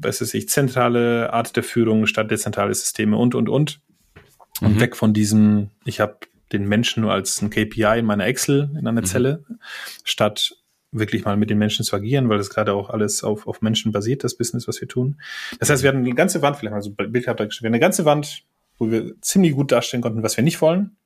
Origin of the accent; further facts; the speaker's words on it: Poland; German is a second language; moved away as an adult; now in Germany; wie man unschwer an meinen äh, Nachnamen und äh, vielleicht hier und dort an meinem Akzent erkennen kann, komme ich ursprünglich aus Polen